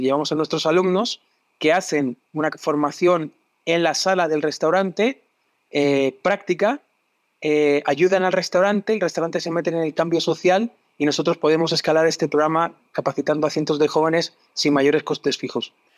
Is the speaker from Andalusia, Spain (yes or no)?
no; Madrid, Community of Madrid, Spain; moved away as an adult; also born or lived in England / Barcelona; now in Chile; Yo soy español, nací en Madrid, en una familia de gastrónomos